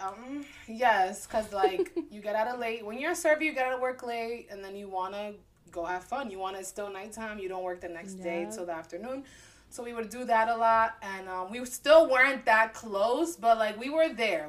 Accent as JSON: {"language": "English", "town": "Newark", "region": "New Jersey", "country": "United States", "tie": "born or raised there", "said": "I was born in Newark, the ghetto. But I was raised in a white town"}